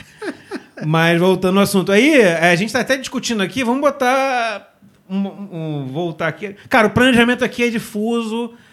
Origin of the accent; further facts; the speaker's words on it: Rio de Janeiro, Brazil; a gente é da Zona Oeste